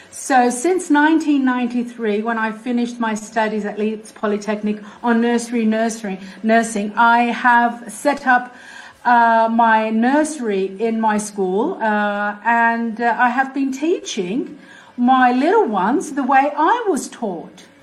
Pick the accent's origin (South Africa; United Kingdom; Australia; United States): Australia; I was brought up in Australia, and that has played a significant part in who I am today as a teacher, mainly.